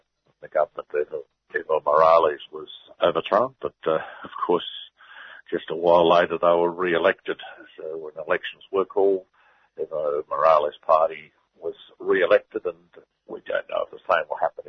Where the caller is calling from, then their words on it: Newcastle, New South Wales, Australia; I'm speaking from Newcastle, of course, so I see plenty of these companies around up the Hunter Valley here.